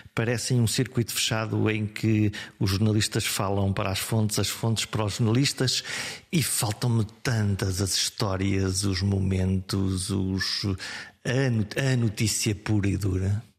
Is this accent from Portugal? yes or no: yes; Viana do Castelo, Norte, Portugal; a minha terra é Viana do Castelo